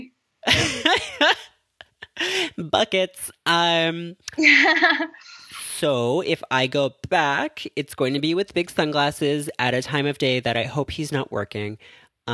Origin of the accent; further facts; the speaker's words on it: Toronto, Ontario, Canada; now in New York, United States; I'm in New York, but I am from Toronto.